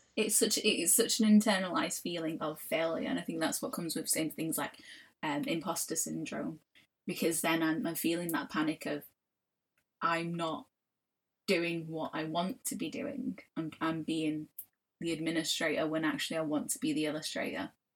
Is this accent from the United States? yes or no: no; Manchester, North West England, United Kingdom; I grew up in Old Trafford, obviously, and Old Trafford is wildly, hugely multicultural.